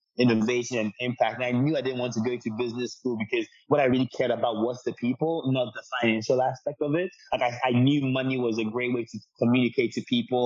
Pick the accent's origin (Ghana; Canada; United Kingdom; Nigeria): Ghana; moved away as an adult; also born or lived in United States; I'm born and raised in Ghana, just for context to your listeners. So born and raised in Ghana, about 18 years old, I decided I wanted to move to the States